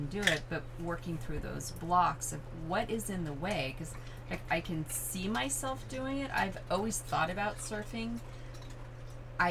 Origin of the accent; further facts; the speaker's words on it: California, United States; also born or lived in Virginia / Washington State; I've grown up been in California most of my life, except for the 5 years that I lived in Virginia and 1 year in Washington State.